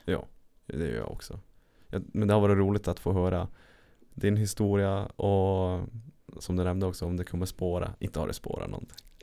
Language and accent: Swedish; Lapland, Sweden; moved away; also born or lived in Örebro; jag är från Lappland